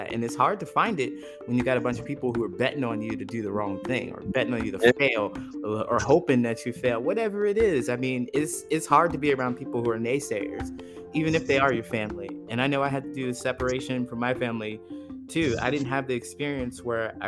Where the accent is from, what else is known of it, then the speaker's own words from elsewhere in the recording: Ohio, United States; moved away as an adult; also born or lived in California; I grew up in Ohio, actually, and I moved to California when I had an opportunity